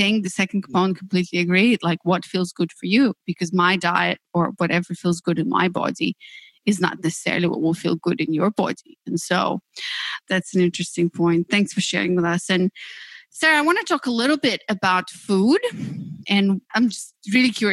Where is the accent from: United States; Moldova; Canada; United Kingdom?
Moldova; moved away; I come from Moldova, yeah, one of the tiniest and poorest countries in Europe, where we didn't have much choice really